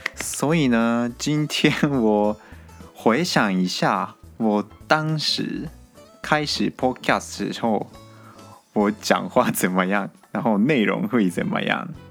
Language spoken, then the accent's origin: Chinese; Japan; Chinese is a second language; moved away as an adult; now in Taiwan; 我是日本人。我不是台湾人哦。我在台湾读书。现在大三，所以我会讲一点点中文